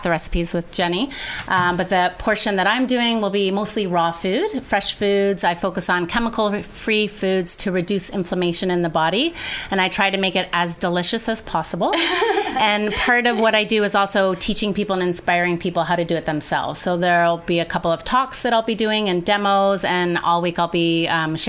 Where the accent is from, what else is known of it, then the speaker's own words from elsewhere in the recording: Canada; moved away as an adult; now in Nicaragua; I'm from Canada, but we both live in Nicaragua.